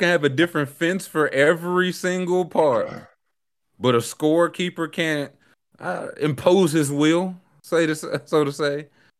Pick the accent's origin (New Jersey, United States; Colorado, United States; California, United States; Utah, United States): New Jersey, United States; I've never seen those people in my life, man. Yeah. I'm from New Jersey, man. Get me out of here.